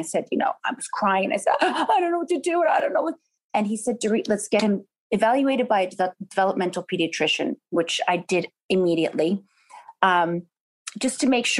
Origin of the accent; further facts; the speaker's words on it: New York, United States; now in California, United States; I'm a New Yorker. I love New York so much. But now having kids, I think it's easier, you know, for them in California.